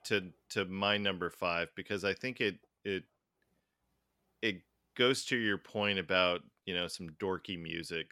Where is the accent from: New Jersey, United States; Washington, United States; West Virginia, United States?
Washington, United States; Tacoma; we grew up in Tacoma for the most part